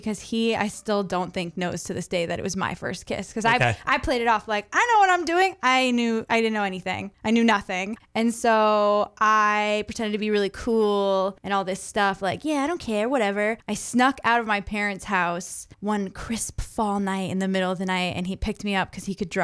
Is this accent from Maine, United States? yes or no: yes; Scarborough, Maine, United States; I'm from Scarborough.